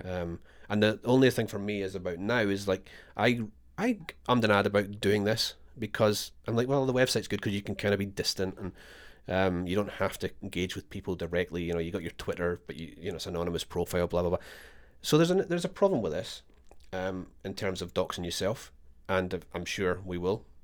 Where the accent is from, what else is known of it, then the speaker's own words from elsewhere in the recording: Scotland, United Kingdom; moved away as an adult; now in Australia; I am Scottish